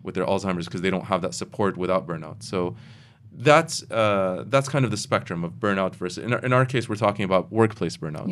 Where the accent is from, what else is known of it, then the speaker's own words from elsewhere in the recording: United States; now in Kuwait; I grew up in the United States